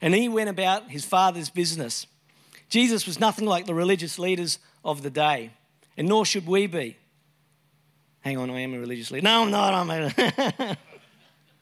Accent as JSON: {"language": "English", "town": "Brisbane", "region": "Queensland", "country": "Australia", "tie": "born or raised there", "said": "I grew up in Brisbane, Brisvegas."}